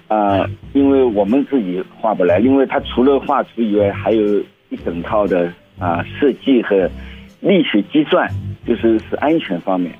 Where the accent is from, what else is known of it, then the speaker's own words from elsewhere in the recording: China; moved away; 我是中国人